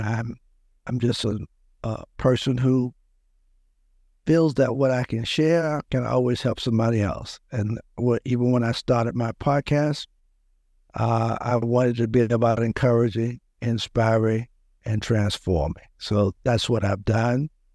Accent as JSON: {"language": "English", "town": "Louisburg", "region": "North Carolina", "country": "United States", "tie": "born or raised there", "said": "I grew up in a small town outside of Raleigh, about thirty miles, Lewisburg, North Carolina"}